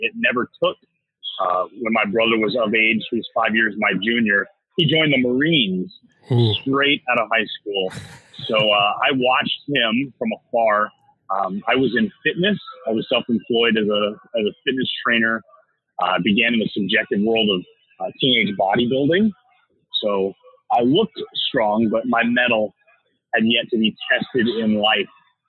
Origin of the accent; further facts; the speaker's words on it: Williamsburg, Virginia, United States; born there; I was born in Williamsburg, Virginia.